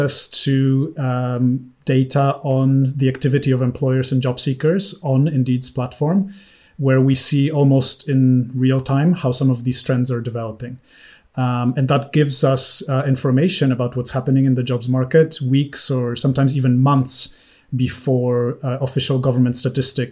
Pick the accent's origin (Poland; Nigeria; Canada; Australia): Poland; moved away as an adult; also born or lived in United States / New York / London; I grew up in Poland